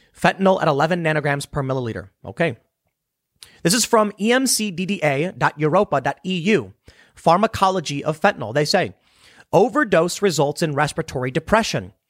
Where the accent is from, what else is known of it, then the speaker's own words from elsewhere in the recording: Chicago, Illinois, United States; growing up in Chicago.